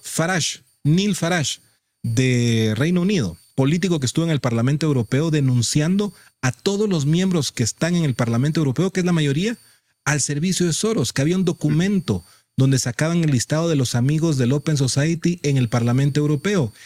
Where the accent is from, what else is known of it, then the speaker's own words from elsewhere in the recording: Guatemala; todos somos guatemaltecos